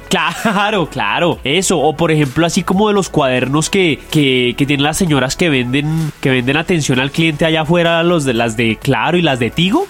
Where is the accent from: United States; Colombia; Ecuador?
Colombia; Bogotá; Yo nací en la, en la, en la San Ignacio, yo nací en la San Ignacio